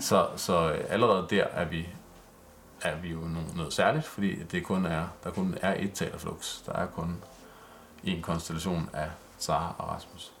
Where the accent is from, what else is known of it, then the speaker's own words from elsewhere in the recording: Vordingborg, Zealand, Denmark; jeg er vokset op i Vordingborg